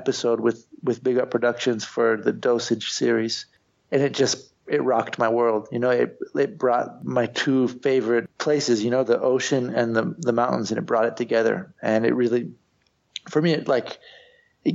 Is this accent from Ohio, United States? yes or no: no; Santa Cruz, California, United States; moved away as an adult; now in Spain; I'm from Santa Cruz. I grew up on the beach.